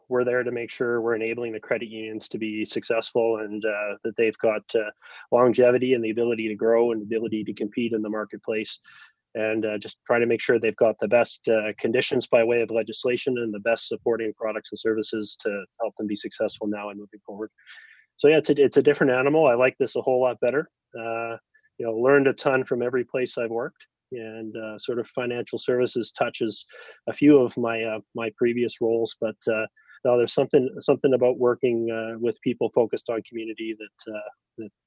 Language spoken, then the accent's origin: English; Calgary, Alberta, Canada; also born or lived in New Brunswick, Canada; grew up, you know, entirely in Alberta, mostly in Calgary